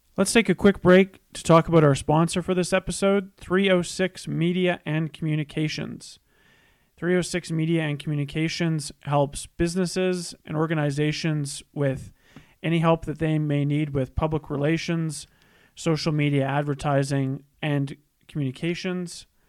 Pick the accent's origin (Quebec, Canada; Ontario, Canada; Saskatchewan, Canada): Saskatchewan, Canada; Saskatoon; I'm from Saskatoon